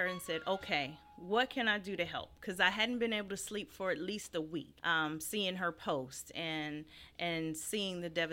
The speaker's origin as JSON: {"language": "English", "town": "Fairmont", "region": "West Virginia", "country": "United States", "tie": "born or raised there", "also_born_or_lived": "Phoenix, Arizona", "moved": "as an adult", "said": "I'm born and raised in Fairmont, West Virginia. This is home for me."}